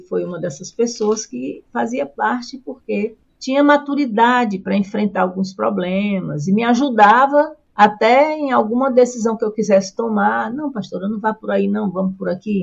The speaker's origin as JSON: {"language": "Portuguese", "region": "Northeast Region", "country": "Brazil", "also_born_or_lived": "South Brazil", "accent": "nordestino", "moved": "yes", "said": "eu nunca deixei meu jeito de falar, nosso jeito de falar nordestino, nosso nordestinês"}